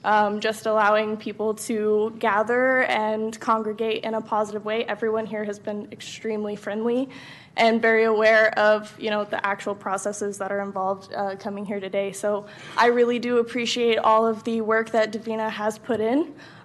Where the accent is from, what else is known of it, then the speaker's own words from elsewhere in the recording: Texas, United States; moved away as an adult; now in California; So I am originally not from California. I came all the way from Texas. I drove myself here about 2 years ago.